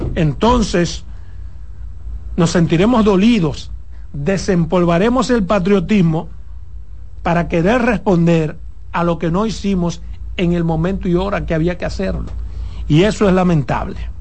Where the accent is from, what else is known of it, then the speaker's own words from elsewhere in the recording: Dominican Republic; como dominicano